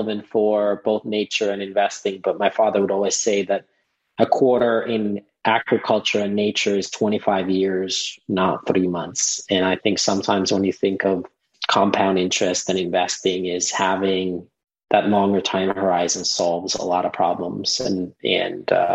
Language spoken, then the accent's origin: English; Finland; moved away